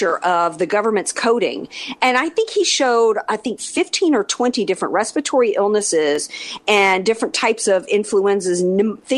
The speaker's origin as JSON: {"language": "English", "town": "New Orleans", "region": "Louisiana", "country": "United States", "moved": "yes", "said": "I'm from the South. I'm from New Orleans, right? I know how we don't eat right. We don't take care of our bodies down there"}